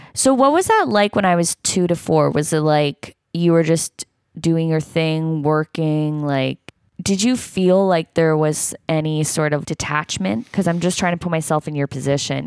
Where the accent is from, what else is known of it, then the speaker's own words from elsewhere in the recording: Toronto, Ontario, Canada; I'm from Toronto, and he lived there up until I was in, like, grade five